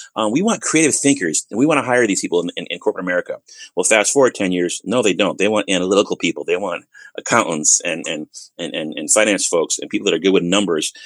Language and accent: English; Bloomfield, Connecticut, United States; moved away as an adult; now in Texas, United States; I am born and raised in Bloomfield, Connecticut